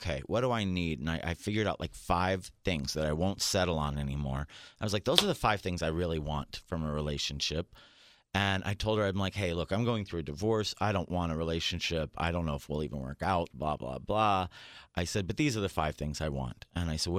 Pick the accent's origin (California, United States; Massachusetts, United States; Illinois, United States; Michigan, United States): California, United States; San Diego; also born or lived in China Lake, California / Ridgecrest, California; I grew up in California. I'm a California boy